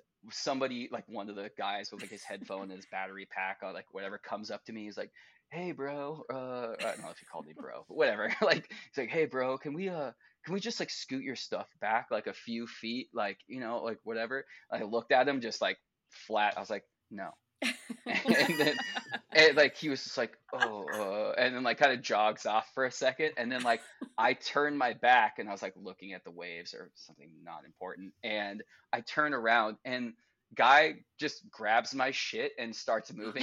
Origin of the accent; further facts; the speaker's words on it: Laguna Beach, California, United States; my hometown